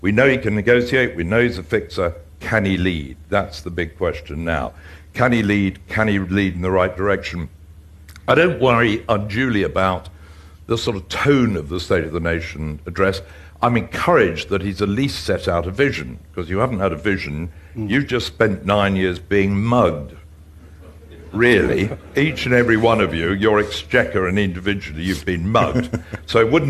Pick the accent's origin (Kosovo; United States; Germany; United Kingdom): United Kingdom; England; being an Englishman who is used to an age-old democracy